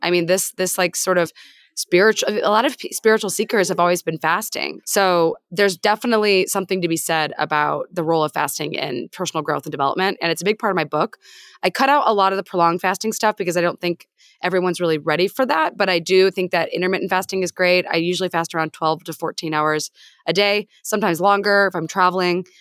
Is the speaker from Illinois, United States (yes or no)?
yes; Peoria, Illinois, United States; I grew up in Peoria, Illinois, which is basically America summarized